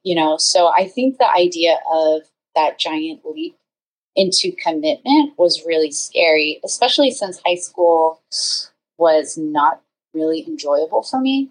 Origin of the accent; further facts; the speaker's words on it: San Francisco Bay Area, California, United States; now in Los Angeles, United States; I live in the LA area, but I'm originally from the San Francisco Bay Area